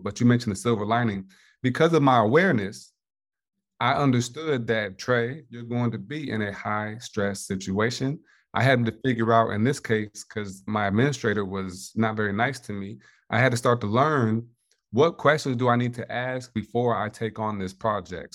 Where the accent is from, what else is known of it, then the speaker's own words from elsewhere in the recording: Indiana, United States; born and raised in Indiana